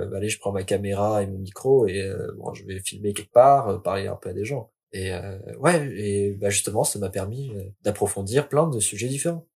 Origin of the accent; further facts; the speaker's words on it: Lille, Hauts-de-France, France; je suis lillois